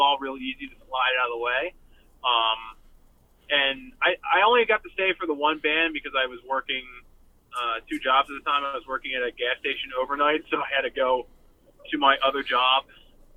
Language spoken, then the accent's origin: English; Doylestown, Pennsylvania, United States; Growing up in Doylestown, as far as going to shows, because we didn't have any venues